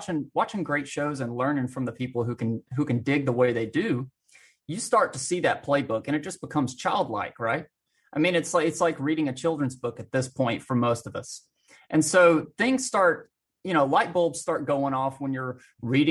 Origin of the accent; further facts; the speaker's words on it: Alabama, United States; I grew up in small town Bama, out in the country